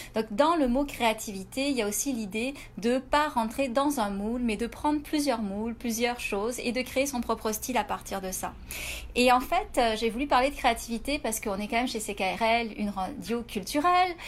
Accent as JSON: {"language": "French", "country": "France", "moved": "as an adult", "lives_now": "Canada"}